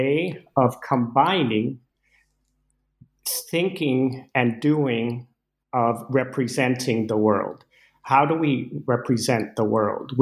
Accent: Caracas, Capital District, Venezuela; moved away as an adult; now in United States; I grew up in Venezuela with Danish parents, and I moved. I first set foot in the U.S. at age 18

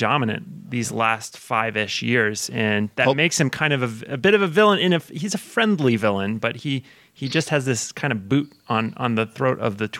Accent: United States; as an American

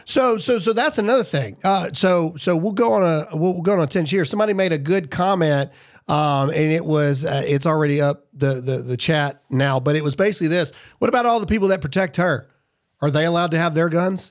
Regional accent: Mississippi, United States; I'm from Mississippi

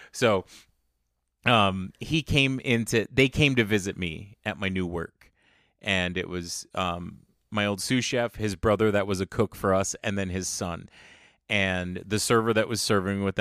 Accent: San Antonio, Texas, United States; So it was funny growing up in San Antonio. If you don't know, San Antonio really is an amalgamation of like Mexican culture and US culture.

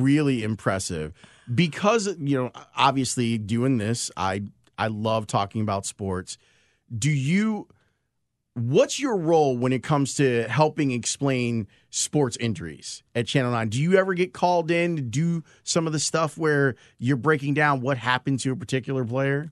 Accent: Chicago, Illinois, United States; born or raised there

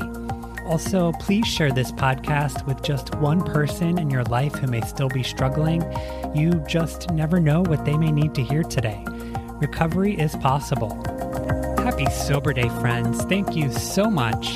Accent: Toronto, Ohio, United States; moved away; I am here in my hometown of Toronto, Ohio, which is a tiny river town of about probably 5,000 people now

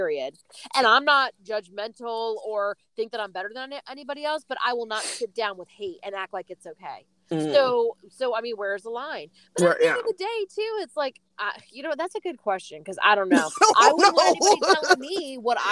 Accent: United States; as an American

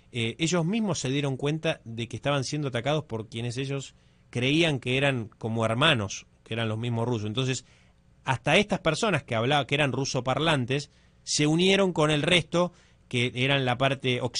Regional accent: Argentina; ¿de dónde sos? De Argentina.

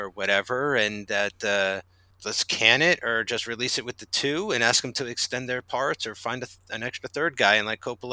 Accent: New Jersey, United States; I'm from Jersey

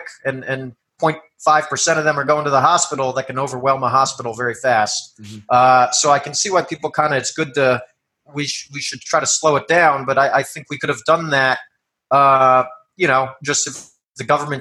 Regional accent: New York, United States; moved away; I'm from New York originally

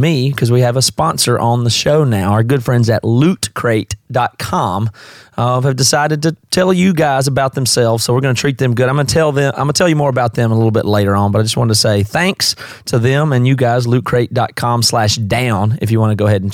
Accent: South Carolina, United States; moved away as an adult; now in Seattle, United States; my accent is obviously not from the Northwest. I'm from the South. I'm from South Carolina originally, but I've been here about 16 years

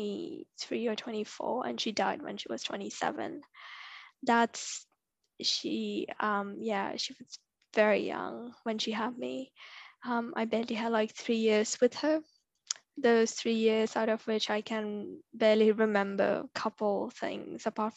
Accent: India; now in Toronto, Canada; Growing up in India is such a tough experience as a girl

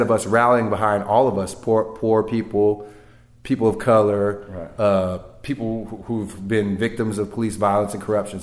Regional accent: California, United States; I'm from California, like you know, we're our own country almost.

